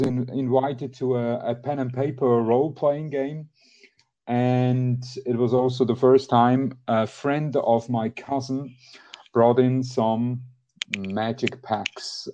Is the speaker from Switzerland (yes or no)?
yes; Switzerland; I'm from Switzerland